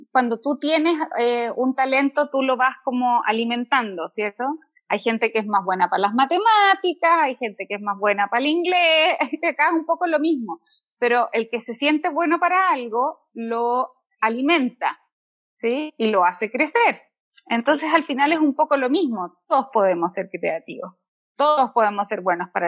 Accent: Santiago, Santiago Metropolitan Region, Chile; also born or lived in Mexico; now in Santiago, Chile; soy artista plástica y viví nueve años en México. Ahora estoy de regreso en mi tierra, acá en Santiago de Chile.

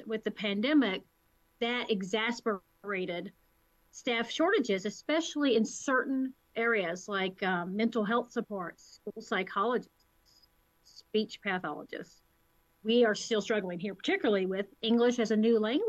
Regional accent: Winston-Salem, North Carolina, United States; moved away as an adult; also born or lived in Virginia / New York; now in Seneca Falls, United States; I'm actually originally from North Carolina

